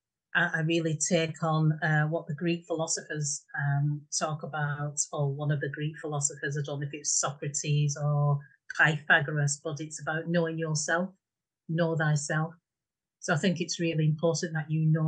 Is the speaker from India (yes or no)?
no; Bolton, North West England, United Kingdom; moved away as an adult; now in Yorkshire, United Kingdom; I'm from Fred Dibner country, Bolton. So that really set the scene for me. So hence my accent